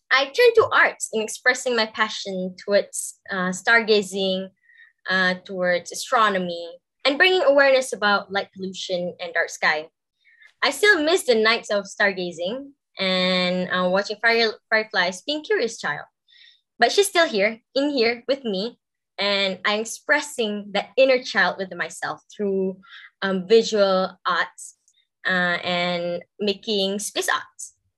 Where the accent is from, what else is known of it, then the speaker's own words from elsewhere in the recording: Malaysia; I grew up in a rural part of Malaysia, specifically at the foothills of tropical rainforests